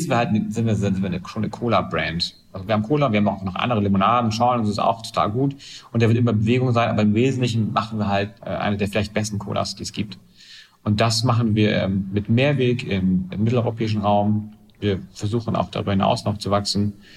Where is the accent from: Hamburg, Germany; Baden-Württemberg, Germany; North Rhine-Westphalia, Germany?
Hamburg, Germany; Ich bin Hamburger, das heißt, so, äh, Wende habe ich aus westdeutscher Sicht gesehen